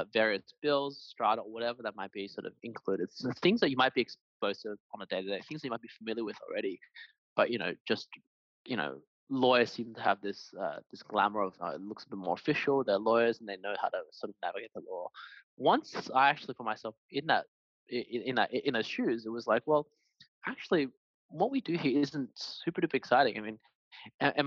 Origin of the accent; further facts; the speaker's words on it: Australia; I'm Chinese Australian